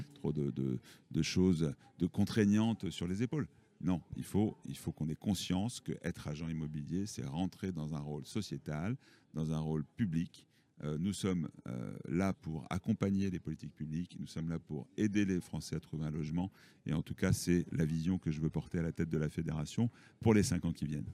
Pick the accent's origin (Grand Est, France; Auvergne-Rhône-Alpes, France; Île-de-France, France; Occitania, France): Occitania, France; Toulouse; Je suis issu de Toulouse.